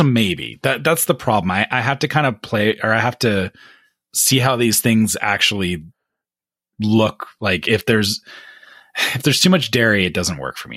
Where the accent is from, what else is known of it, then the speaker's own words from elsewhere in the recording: Canada; as a Canadian